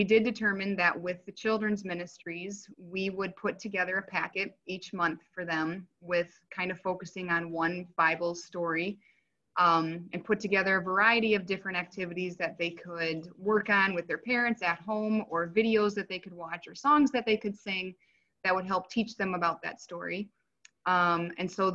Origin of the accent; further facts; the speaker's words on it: Brookings, South Dakota, United States; moved away as an adult; also born or lived in Watertown, South Dakota; now in Yankton, United States; we grew up in Brookings, and our lives took us to Watertown